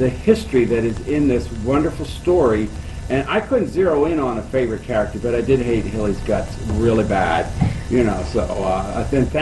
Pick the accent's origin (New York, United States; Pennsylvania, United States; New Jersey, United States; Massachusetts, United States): Pennsylvania, United States; Lebanon; I'm from Lebanon, Pennsylvania.